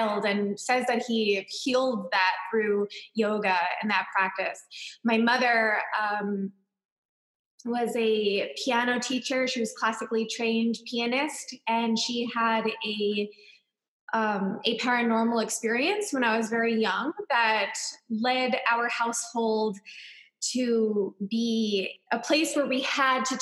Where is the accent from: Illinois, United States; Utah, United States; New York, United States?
New York, United States; Long Island; I grew up in Long Island, New York